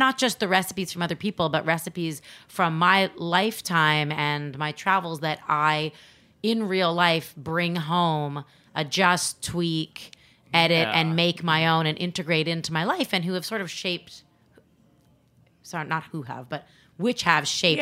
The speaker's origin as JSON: {"language": "English", "country": "Canada", "said": "I'm not actually American. I'm Canadian"}